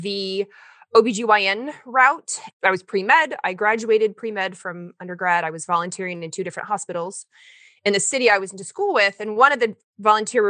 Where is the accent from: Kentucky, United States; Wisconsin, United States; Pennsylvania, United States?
Kentucky, United States; moved away as an adult; also born or lived in Portland, Oregon; I went to school in the South. I'm from Kentucky.